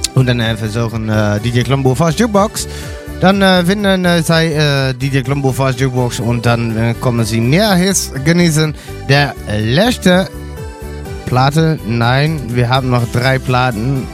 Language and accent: German; Netherlands; German is a second language; dann sprach ich äh, Deutsch, aber ich bin ein Holländer